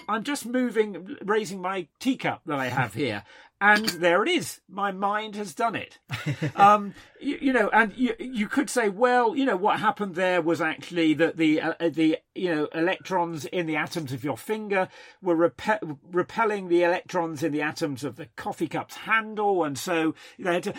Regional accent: United Kingdom; being British

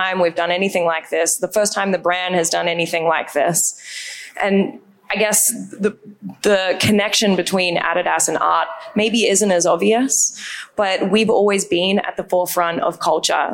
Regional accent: Australia; accent: Australian; moved away; If you can't tell from my accent, I'm Australian

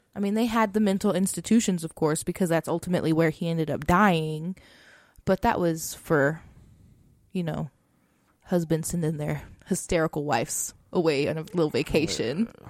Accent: Texas, United States; we're from Texas

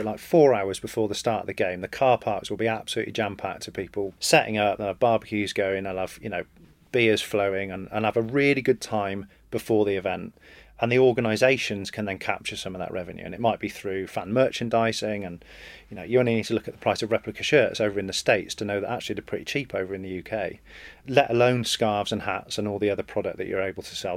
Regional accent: England, United Kingdom; as an Englishman, born and bred

